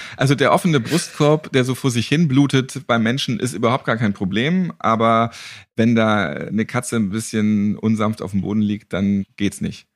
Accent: Northern Germany, Germany; Ich bin auch Norddeutscher.

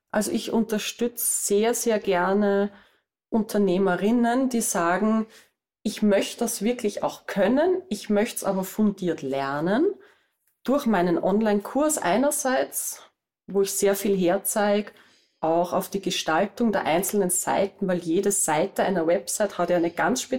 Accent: Vienna area, Austria; wie man bei uns in Österreich sagt. Ich bin aus der Gegend rund um Wien und ich bin Webdesignerin.

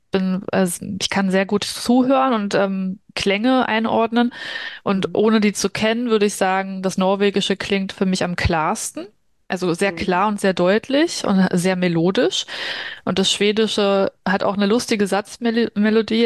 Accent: Berlin, Germany; also born or lived in Brazil; ich komme ja aus Berlin.

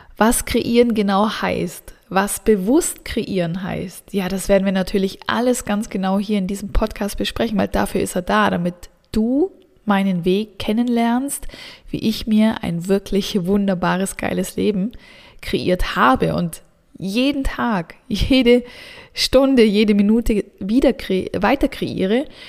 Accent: Southern Germany, Germany; moved away as an adult; also born or lived in Central Switzerland; now in Switzerland; Ich komme ursprünglich aus dem Süden Deutschlands

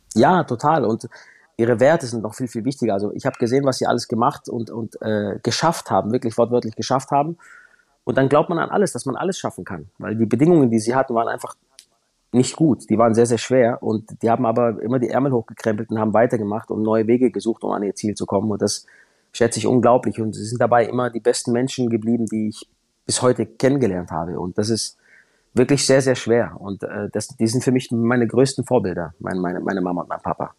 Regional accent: Baden-Württemberg, Germany; da bei uns im Süden Deutschlands

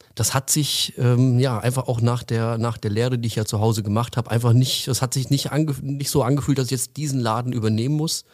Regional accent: Frankfurt, Hesse, Germany; now in Allgäu, Germany; Ursprünglich komme ich äh, aus der Frankfurter Ecke. Mich hat es vor einigen Jahren dann ins Allgäu verschlagen

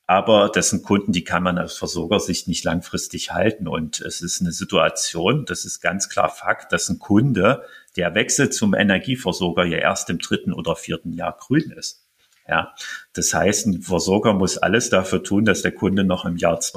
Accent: Halle, Saxony-Anhalt, Germany; auch hier in meiner Heimatstadt Halle

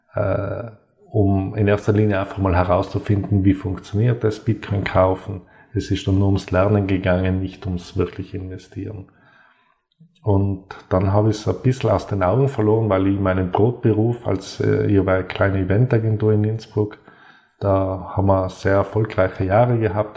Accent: South Tyrol, Trentino-Alto Adige, Italy; Ich bin gebürtiger Südtiroler, auf einem Bergbahnhof aufgewachsen

